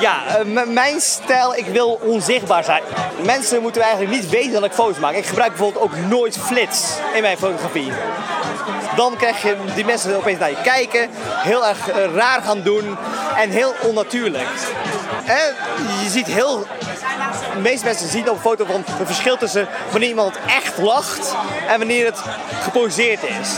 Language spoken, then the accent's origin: Dutch; Netherlands; als Nederlander